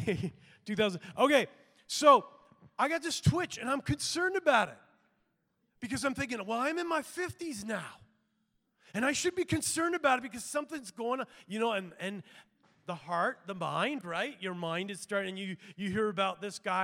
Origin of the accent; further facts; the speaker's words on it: Canada; I'm a Canadian too